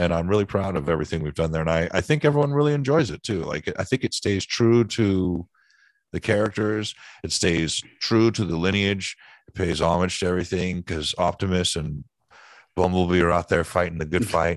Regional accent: East Bay Area, California, United States; I grew up in the Bay Area and East Bay Area, California and Northern California

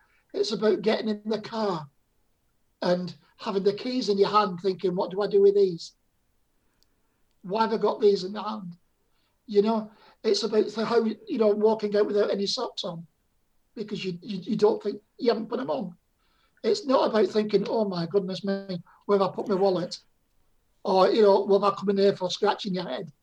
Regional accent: Bolton, North West England, United Kingdom; now in Torbay, United Kingdom; I went back to my hometown in Bolton and I couldn't remember my house or where we lived

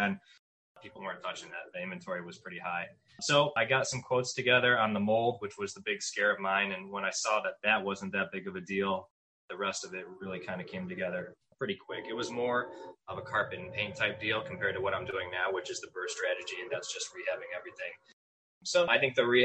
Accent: Cleveland, Ohio, United States; I was born and raised just outside Cleveland, Ohio.

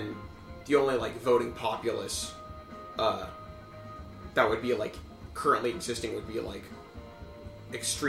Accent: United States; I'm an American through and through

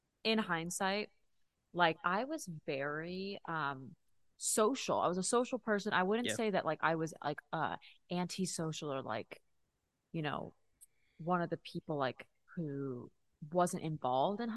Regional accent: Texas, United States; growing up in Texas

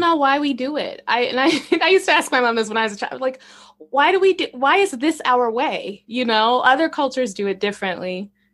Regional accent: Arkansas, United States; moved away; also born or lived in Chicago; I grew up in Arkansas, and I lived in Chicago for nineteen years

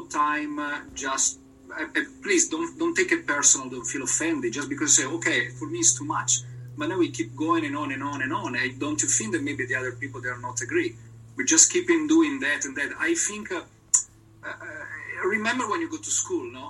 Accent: Italy; English is a second language; I'm not British, I'm very Italian

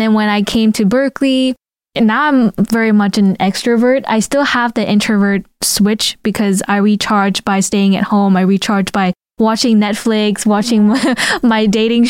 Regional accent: Vietnam; moved away; I grew up in Vietnam, like, you know, outside of elementary

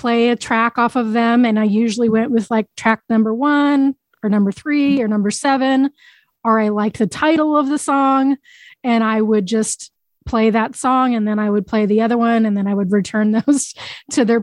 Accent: Boise, Idaho, United States; born or raised there

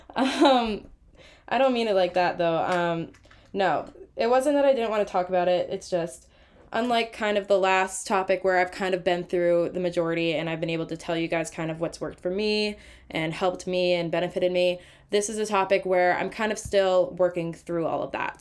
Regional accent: Massachusetts, United States; I'm from Massachusetts, so I played mass hockey growing up.

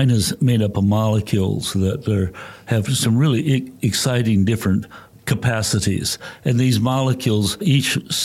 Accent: Wisconsin, United States; moved away; I was brought up in the Midwest in Wisconsin

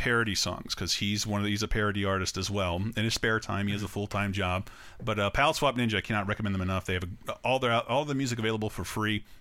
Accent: Tallahassee, Florida, United States; my hometown of Tallahassee, Florida

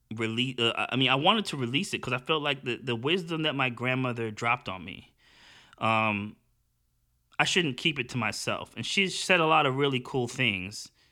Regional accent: United States; I'm actually an American and I'm super American. I'm probably like the most American, but I'm also super Jamaican

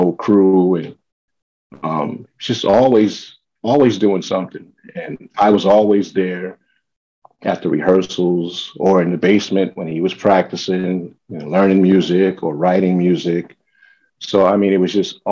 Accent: New York City, New York, United States; also born or lived in Minneapolis, Minnesota / California; now in Jersey City, United States; when I was around six, we came to New York. So I'm basically a New Yorker. I claim New York

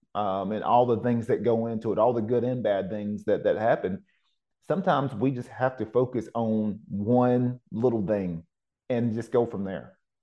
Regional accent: Cleveland, Tennessee, United States; moved away; also born or lived in Oceanside, California; my hometown back in Cleveland, Tennessee

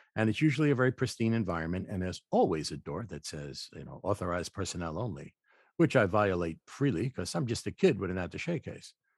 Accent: New York City, New York, United States; I was born in the Bronx, and I lived in the kind of apartment where you had to bang on the pipes, get heat

